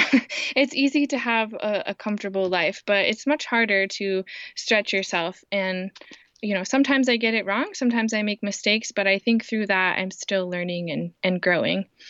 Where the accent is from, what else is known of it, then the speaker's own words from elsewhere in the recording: Indiana, United States; also born or lived in Kenya; I grew up in Indiana. Um, I have lived here almost my whole life